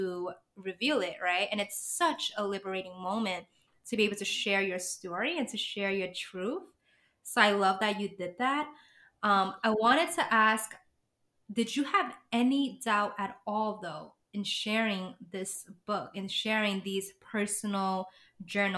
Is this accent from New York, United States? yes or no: yes; New York City, New York, United States; I'm a native New Yorker too